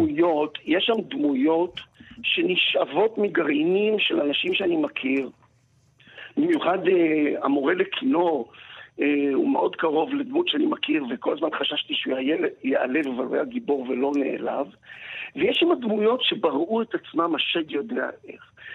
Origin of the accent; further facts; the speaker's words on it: Rehovot, Central District, Israel; also born or lived in moshav near Gedera; אני נולדתי ברחובות ואני גר עכשיו במושב ליד גדרה, אז האזור הזה שסביב רחובות זה ההום טריטורי שלי